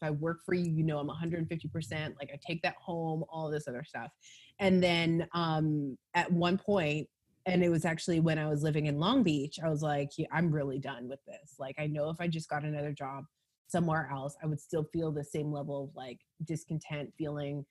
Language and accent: English; Calgary, Alberta, Canada; also born or lived in Los Angeles, United States; now in Toronto, Canada; I'm Canadian. So I'm actually Calgarian and left there because obviously. And then I went to LA.